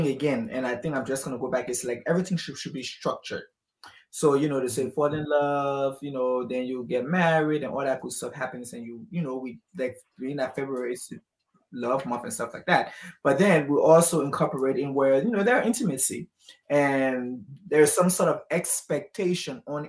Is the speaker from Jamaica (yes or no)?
no; Liberia; I grew up in Liberia my whole life